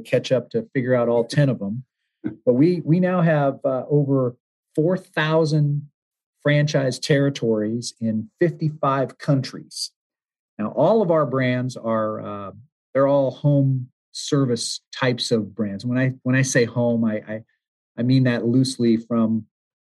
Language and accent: English; United States; also born or lived in Hawaii / Southern California / Arizona; now in Ann Arbor, United States; I'm really a West Coast guy growing up. I was born in Hawaii and raised in Southern California and Arizona, but I've been moving Northeast ever since.